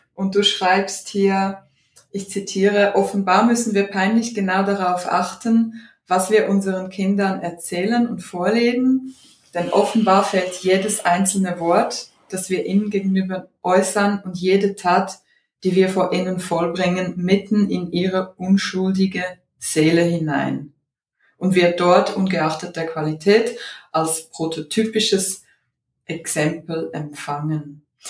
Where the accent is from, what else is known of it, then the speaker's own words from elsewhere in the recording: Odesa, Odesa Oblast, Ukraine; Ich bin ja in Odessa geboren